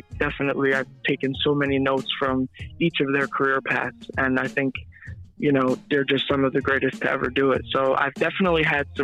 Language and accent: English; Easton, Pennsylvania, United States; also born or lived in New York; I was born in New York, but I've pretty much grew up in Easton, so that's the city I'll be repping from here on out.